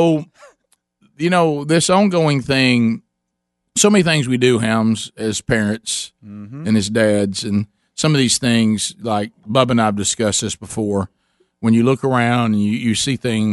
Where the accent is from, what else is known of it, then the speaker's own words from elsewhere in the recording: Calhoun County, Alabama, United States; We were raised in Calhoun County in Alabama